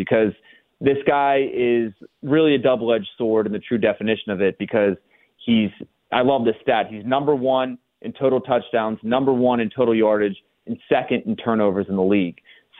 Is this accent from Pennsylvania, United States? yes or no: yes; Latrobe, Pennsylvania, United States; I grew up in Latrobe